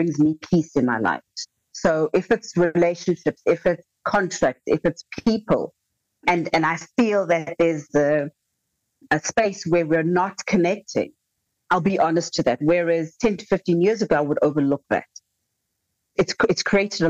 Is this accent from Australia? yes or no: no; South Africa; as a South African